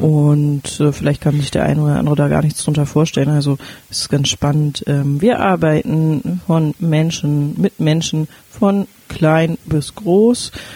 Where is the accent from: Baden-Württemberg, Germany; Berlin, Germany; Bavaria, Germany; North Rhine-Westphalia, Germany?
Berlin, Germany; moved away as an adult; now in Flensburg, Germany; Ich komme eigentlich aus Berlin